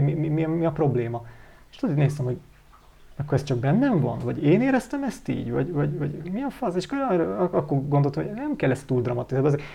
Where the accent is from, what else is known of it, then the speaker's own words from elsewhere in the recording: Hungary; magyarok vagyunk